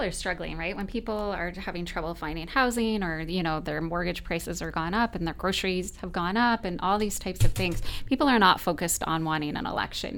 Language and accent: English; London, Ontario, Canada; I was raised in London as well, and I love this city